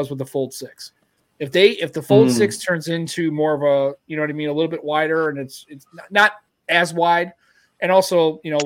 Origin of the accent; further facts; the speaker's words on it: United States; being an American